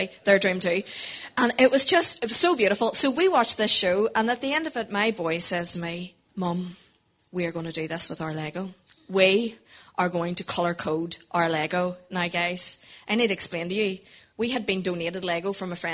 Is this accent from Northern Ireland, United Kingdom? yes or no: yes; Portadown, Northern Ireland, United Kingdom; We are from Portadown originally